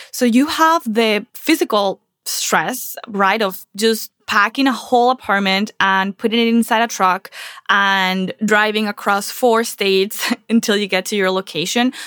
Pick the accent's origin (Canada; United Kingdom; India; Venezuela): Venezuela; moved away as an adult; also born or lived in Charlotte, North Carolina; now in Miami, United States; I'm originally from Venezuela, and I came from Venezuela to the U S eight years ago, and I left almost everything behind, and a lot of my stuff, my childhood stuff, stayed in Venezuela